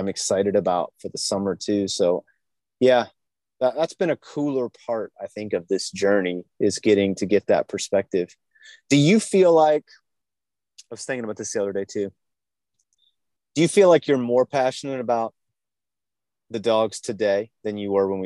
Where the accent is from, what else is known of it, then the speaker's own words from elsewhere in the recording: Virginia, United States; growing up in Virginia